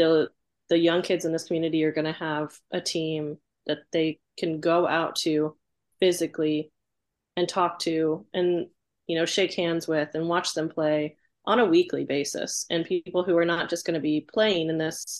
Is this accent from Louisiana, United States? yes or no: no; Indiana, United States; moved away as an adult; now in Kentucky, United States; I grew up in Indiana. I didn't move to Kentucky until college.